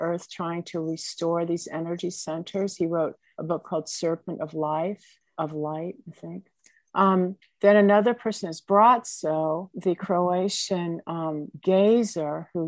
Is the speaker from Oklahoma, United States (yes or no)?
no; Indiana, United States; I come from Indiana on a farm